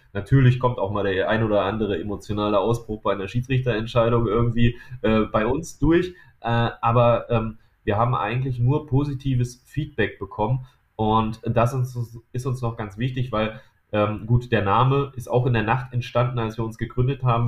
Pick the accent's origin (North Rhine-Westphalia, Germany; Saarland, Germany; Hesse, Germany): North Rhine-Westphalia, Germany; near Düsseldorf and Mönchengladbach; wir kommen aus der Nähe von Düsseldorf und Mönchengladbach